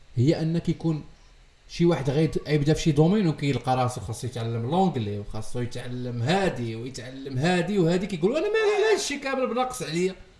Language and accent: Arabic; Morocco; عندنا في المغرب